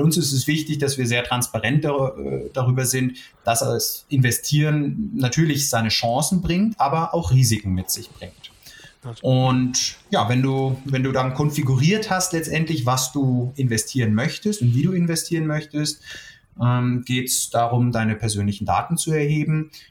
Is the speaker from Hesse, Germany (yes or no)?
yes; the Frankfurt area, Hesse, Germany; moved away as an adult; now in Munich, Germany; Ich komme sogar eigentlich aus der Gegend, aber bin mittlerweile doch in München auch sehr heimisch geworden